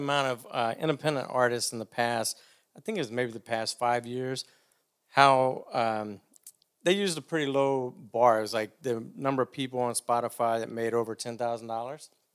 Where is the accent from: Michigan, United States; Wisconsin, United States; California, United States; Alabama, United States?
Alabama, United States; Demopolis; moved away; also born or lived in Auburn, Alabama; A little town called Demopolis, Alabama.